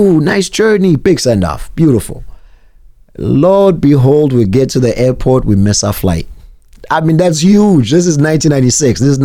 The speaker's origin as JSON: {"language": "English", "country": "South Africa", "tie": "born or raised there", "moved": "yes", "lives_now": "United States", "said": "I grew up in South Africa where if there was cheese, it would have to be split up sometimes"}